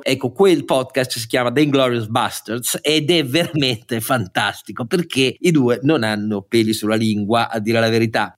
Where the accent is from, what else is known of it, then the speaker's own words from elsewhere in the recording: Italy; il mio paese